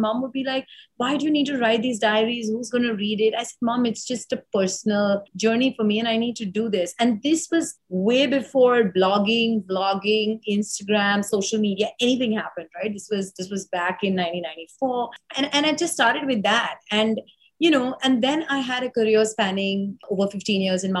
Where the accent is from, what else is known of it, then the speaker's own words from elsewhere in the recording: Mumbai, Maharashtra, India; I was one of four sisters growing up in Bombay.